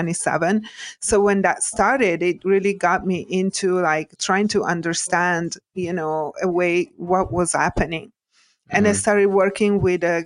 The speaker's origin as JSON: {"language": "English", "country": "Italy", "tie": "born or raised there", "moved": "as an adult", "lives_now": "United States", "said": "I was born and raised in Italy and grew up, kind of old school"}